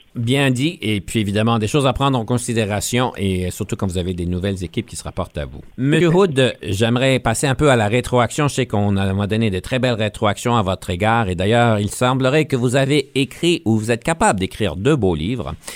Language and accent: French; Ontario, Canada; on est franco-ontarien, donc on comprend l'anglais